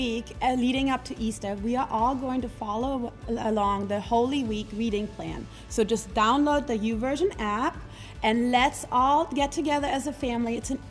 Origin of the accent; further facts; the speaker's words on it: Germany; now in Arkansas, United States; maybe even from my home country, Germany.